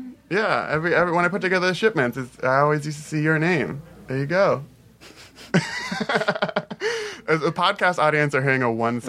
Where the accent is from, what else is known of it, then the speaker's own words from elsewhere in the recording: Los Angeles, California, United States; I grew up in Boyle Heights